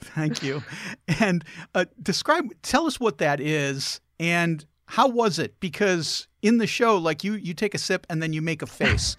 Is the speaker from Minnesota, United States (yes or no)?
no; Chicago, Illinois, United States; I grew up in Chicago